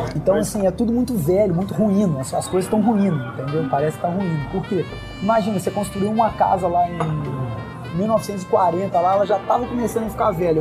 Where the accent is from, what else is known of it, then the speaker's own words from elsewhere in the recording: Brazil; do Brasil